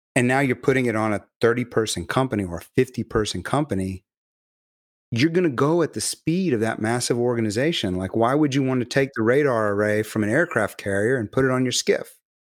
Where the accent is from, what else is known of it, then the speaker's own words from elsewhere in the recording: Galveston, Texas, United States; I'm from Galveston